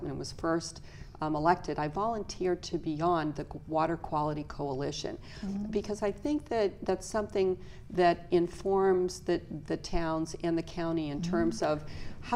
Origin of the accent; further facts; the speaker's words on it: Stoneham, Massachusetts, United States; moved away as an adult; also born or lived in Medford, Massachusetts; now in Falmouth, United States; I grew up on the North Shore. I grew up in Stoneham.